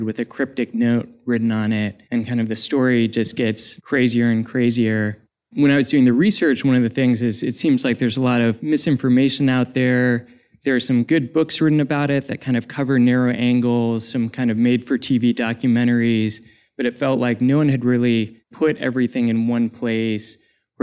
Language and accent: English; Northern Virginia, United States; I grew up in Northern Virginia, so I was a high school student when all this stuff was going on